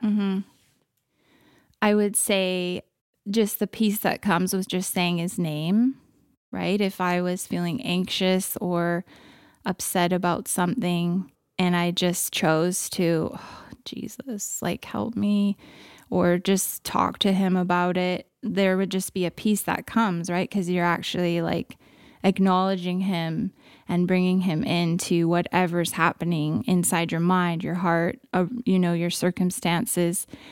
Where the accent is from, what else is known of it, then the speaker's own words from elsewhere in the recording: California, United States; moved away as an adult; now in Canada; born and raised California, now a Canadian as well